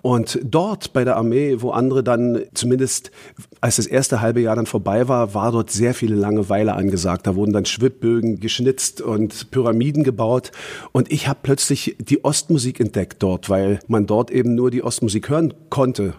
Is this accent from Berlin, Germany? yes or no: yes; Berlin, Germany; Ich komme aus Karlshorst, also aus Ostberlin